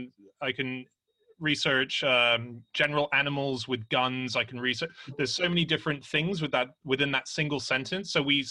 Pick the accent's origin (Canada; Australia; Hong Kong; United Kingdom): Australia; Anna's married to an Australian, I'm an Australian